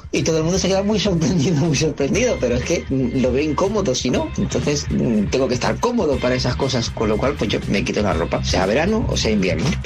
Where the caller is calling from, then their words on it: Terrassa, Catalonia, Spain; Hola, mi compañía